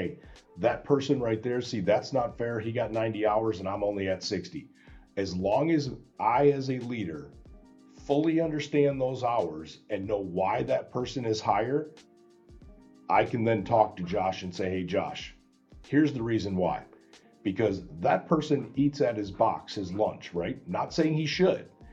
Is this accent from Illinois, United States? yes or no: yes; Chicago, Illinois, United States; I come from Chicago